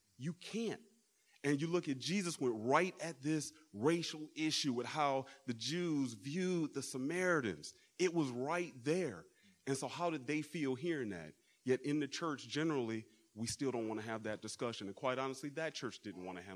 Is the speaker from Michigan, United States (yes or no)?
yes; Detroit area, Michigan, United States; moved away; I'm from the Midwest. We came from the Detroit area.